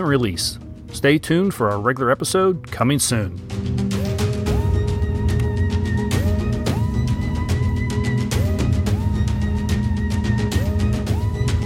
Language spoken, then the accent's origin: English; United States; I'm an American